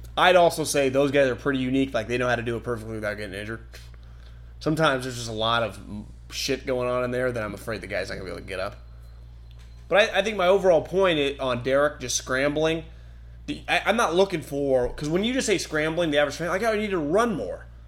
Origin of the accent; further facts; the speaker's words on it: Davis, California, United States; we had this growing up in Davis